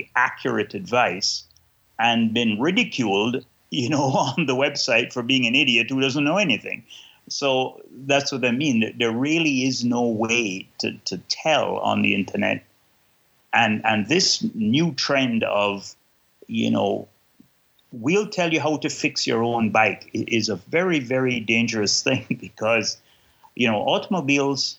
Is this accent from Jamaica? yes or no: yes; Kingston, Jamaica; now in Canada; I am originally from Kingston, Jamaica, but now live in Canada and have lived here since 1978. So I'm more Canadian now than I am Jamaican.